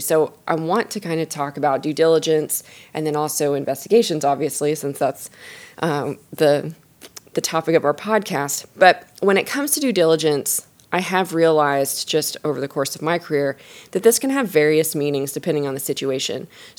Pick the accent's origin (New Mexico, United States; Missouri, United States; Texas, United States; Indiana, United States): Texas, United States; also born or lived in Oklahoma; I was born in Texas, raised in Texas, and then I didn't go far to school. I went to Oklahoma